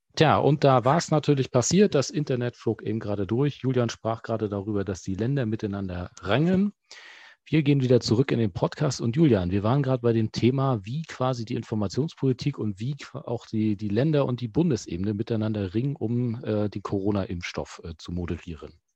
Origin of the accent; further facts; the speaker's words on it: Rostock, Mecklenburg-Vorpommern, Germany; als Rostocker